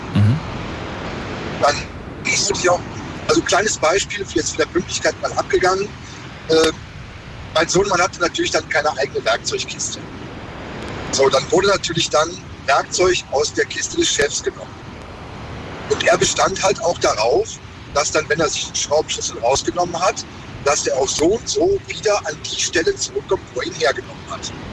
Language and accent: German; near Mönchengladbach, North Rhine-Westphalia, Germany; ich komme so aus der Nähe von München-Gladbach.